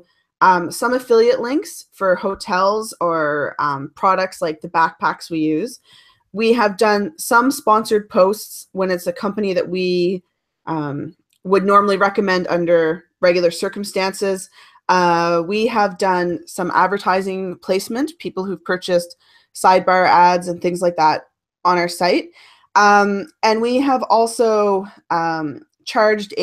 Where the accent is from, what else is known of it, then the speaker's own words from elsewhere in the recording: Cape Breton Island, Nova Scotia, Canada; now in Ottawa, Canada; Growing up on Cape Breton Island in Nova Scotia